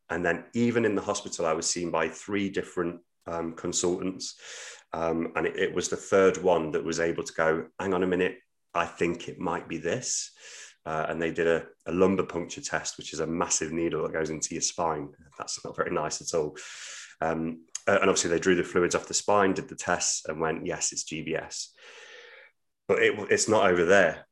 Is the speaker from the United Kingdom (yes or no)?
yes; Midlands, United Kingdom; now in Hull, United Kingdom; I'm from the Midlands originally